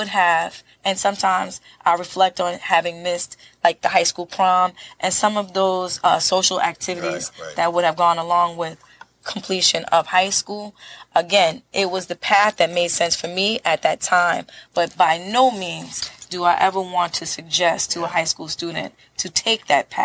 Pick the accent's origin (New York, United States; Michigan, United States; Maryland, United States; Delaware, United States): New York, United States; New York City; I'm born and raised in Brooklyn, Flatbush